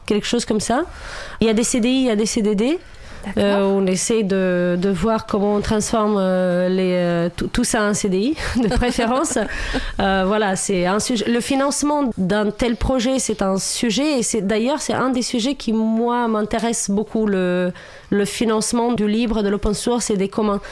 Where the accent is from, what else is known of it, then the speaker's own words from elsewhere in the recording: Romania; French is a second language; moved away as an adult; now in France; moi, je viens de Roumanie, à la base, je suis roumaine.